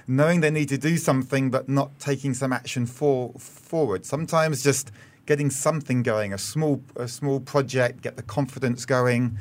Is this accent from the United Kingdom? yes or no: yes; United Kingdom; moved away as an adult; also born or lived in Australia; now in Singapore; I'm British, and I spent three years in Australia before coming here in early